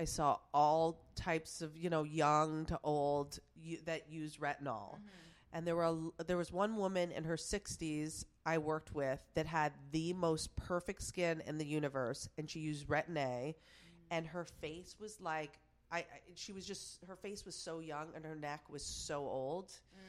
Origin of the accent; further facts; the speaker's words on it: Plattsburgh, New York, United States; Plattsburgh, New York. You've never. Wow. You have no idea. But it's like 30 minutes away from Montreal, Canada.